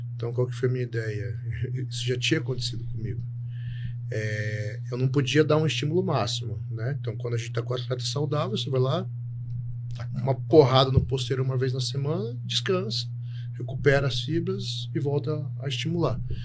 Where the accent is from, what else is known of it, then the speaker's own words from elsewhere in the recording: Telêmaco Borba, Paraná, Brazil; moved away as an adult; also born or lived in Curitiba; sou nascido em Telêmaco Borba, interior do Paraná, mas a maioria das pessoas me conheceu em Curitiba, onde eu fui fazer faculdade